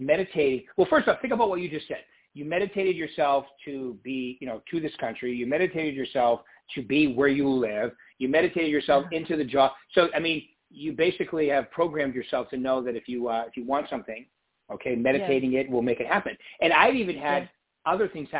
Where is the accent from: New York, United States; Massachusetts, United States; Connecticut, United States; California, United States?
Massachusetts, United States; right outside of Boston; moved away; I'm from the East Coast. I'm from right outside of Boston